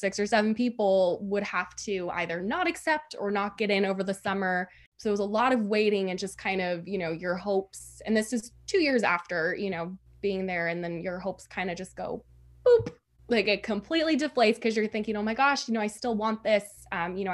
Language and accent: English; Sonoma County, California, United States; I was born and raised in Sonoma County.